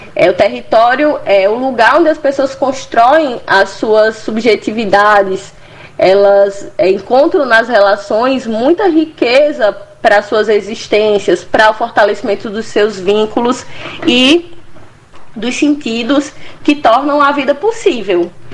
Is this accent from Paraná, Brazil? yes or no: no; Juazeiro do Norte, Ceará, Brazil; moved away as an adult; also born or lived in Rio de Janeiro; now in Recife, Brazil; eu sou cearense, natural de Juazeiro do Norte